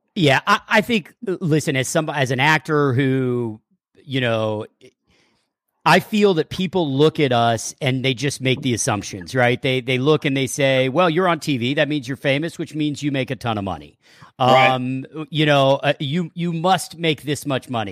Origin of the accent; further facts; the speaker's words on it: Texas, United States; moved away; growing up in Texas